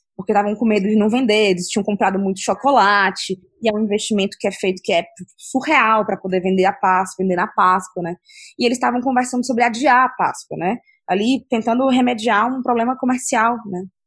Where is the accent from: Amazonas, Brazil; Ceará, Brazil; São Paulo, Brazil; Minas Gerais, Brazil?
Ceará, Brazil; Eu, como cearense